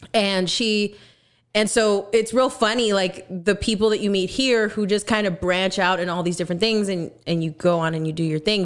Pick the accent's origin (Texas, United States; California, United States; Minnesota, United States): Texas, United States; I am from Texas